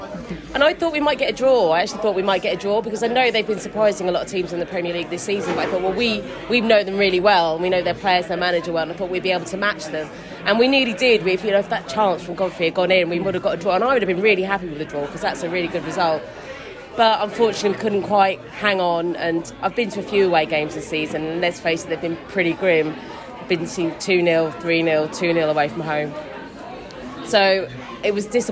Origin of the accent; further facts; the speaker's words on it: Wimbledon, London, United Kingdom; I was born in Wimbledon